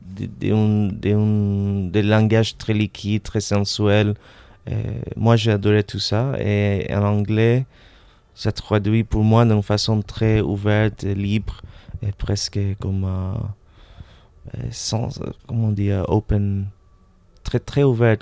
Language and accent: French; Caracas, Capital District, Venezuela; French is a second language; moved away as an adult; also born or lived in Montreal, Canada / London, United Kingdom / United States; now in Paris, France; je suis né à Montréal, d'un père polonais, une mère argentine. Et tout de suite, on a déménagé à Venezuela, à Caracas, où j'ai passé euh, euh toutes mes années scolaires jusqu'à 18 ans